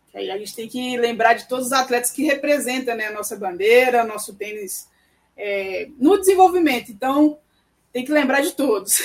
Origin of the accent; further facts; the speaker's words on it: Belo Horizonte, Minas Gerais, Brazil; moved away as an adult; now in Brasília, Brazil; que eu sou mineirinha